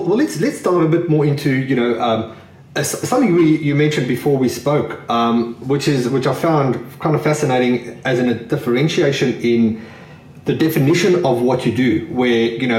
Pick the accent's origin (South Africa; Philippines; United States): South Africa; now in Australia; when I grew up in South Africa